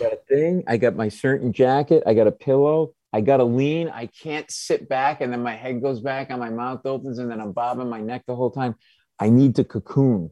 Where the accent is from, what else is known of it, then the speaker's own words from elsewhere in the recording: Providence, Rhode Island, United States; now in New York, United States; I grew up in Providence.